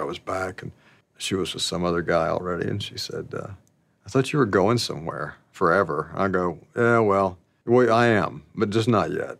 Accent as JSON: {"language": "English", "town": "Alpine", "region": "Arkansas", "country": "United States", "tie": "born or raised there", "said": "I grew up in Alpine, Arkansas, and, uh, the population there was a hundred and ten"}